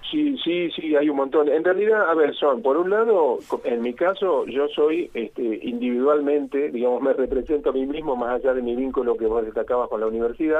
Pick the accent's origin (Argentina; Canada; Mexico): Argentina; Colón, Entre Ríos; moved away as an adult; now in Mendoza, Argentina; nací en Entre Ríos, nací ah. en Colón, ahí sobre, el río Uruguay